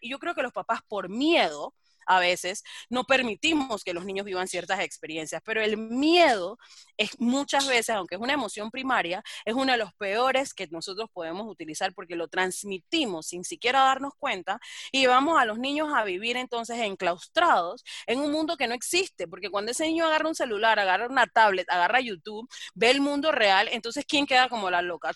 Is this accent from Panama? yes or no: yes; Colón, Panama; yo soy negra de Colón